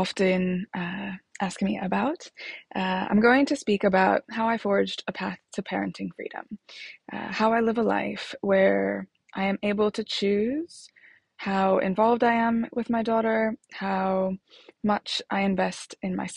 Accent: Chicago, Illinois, United States; moved away as an adult; now in London, United Kingdom; I was born in Chicago. I live in London.

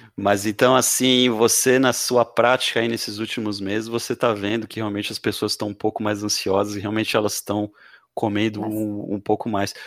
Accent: Santos, São Paulo, Brazil; now in Florianópolis, Brazil; Eu já morei um tempo em São Paulo, sou de Santos

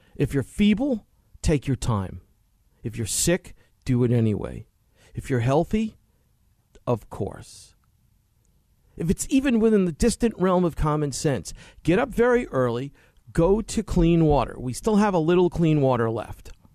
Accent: New York City, New York, United States; moved away; I grew up in Queens in the sixties.

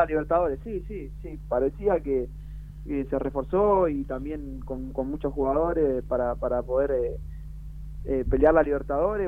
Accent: Loma Hermosa, Buenos Aires Province, Argentina; also born or lived in Brazil; Yo soy de Loma Hermosa

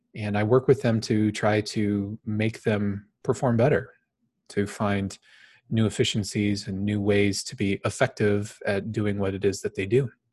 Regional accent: Phoenix, Arizona, United States; I was born and raised in Phoenix, Arizona. I currently live here in the valley in Phoenix

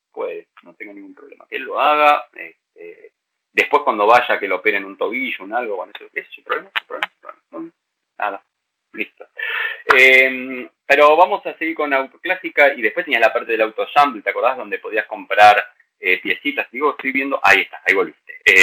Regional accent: San Isidro, Buenos Aires Province, Argentina; Yo soy nacido en el anterior hospital de San Isidro, no en el actual

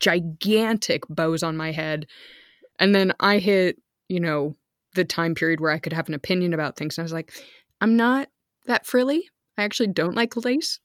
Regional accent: outside San Francisco, California, United States; moved away as an adult; also born or lived in Texas; now in Germany; we lived outside of San Francisco

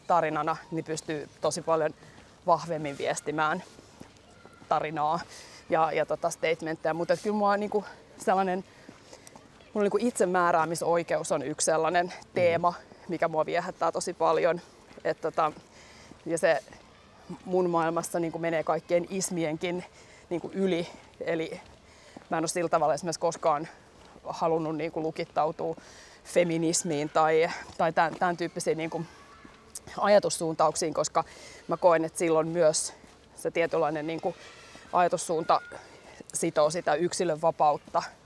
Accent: Helsinki, Uusimaa, Finland; Mun lapsuuden koti on tossa.

